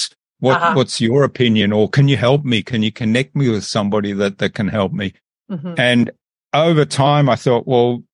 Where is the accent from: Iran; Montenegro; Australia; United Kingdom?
Australia; also born or lived in Germany / Philadelphia, United States; I was born in Germany, but I did grow up in Australia, went to school in Australia